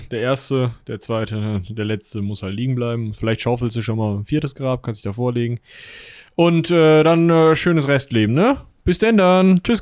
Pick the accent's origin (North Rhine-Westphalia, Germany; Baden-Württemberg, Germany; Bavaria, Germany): North Rhine-Westphalia, Germany; Münster; Aber also ich, also als Münsteraner